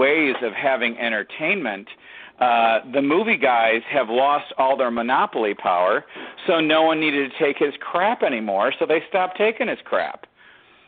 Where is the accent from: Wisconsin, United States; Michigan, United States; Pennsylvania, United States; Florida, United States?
Michigan, United States; Detroit; I grew up in Detroit